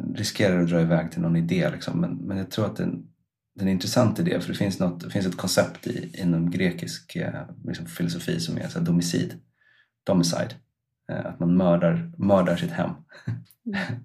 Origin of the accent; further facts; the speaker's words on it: Stockholm, Stockholm County, Sweden; moved away as an adult; now in Iceland; jag flyttade ju från Stockholm som är liksom min på ett eller annat sätt hembygd. Alltså jag har bott där sedan jag var två tills dess att jag var